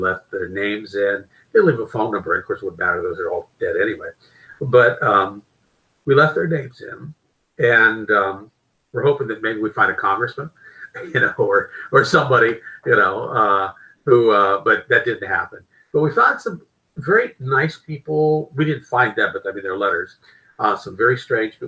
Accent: Pittsburgh, Pennsylvania, United States; I grew up in Pittsburgh, Pennsylvania

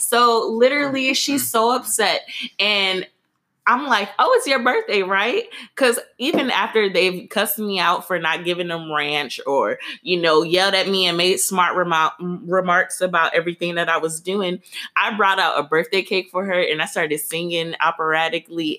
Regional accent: Detroit, Michigan, United States; now in Atlanta, United States; I am from Detroit, but I represent both Detroit and Atlanta because that's where I'm currently living.

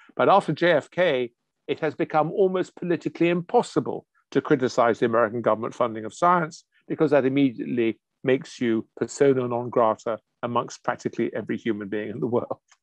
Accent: England, United Kingdom; I'm English

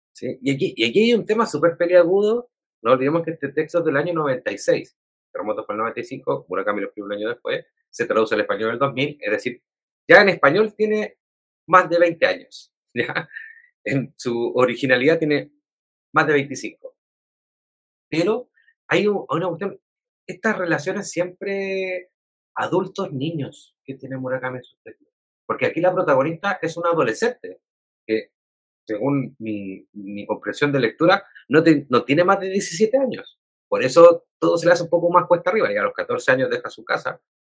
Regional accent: Chile; nos sucede a nosotras y nosotros como chilenos y chilenas

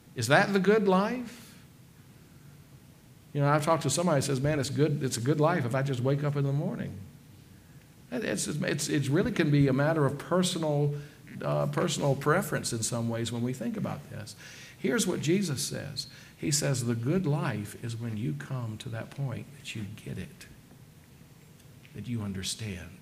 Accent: the South, United States; I grew up in the South

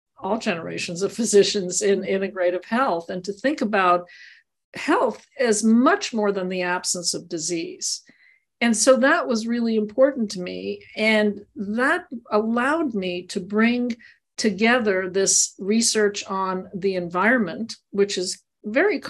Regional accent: Montreal, Quebec, Canada; also born or lived in Maryland (NIH); now in Tucson, United States; I grew up in Montreal

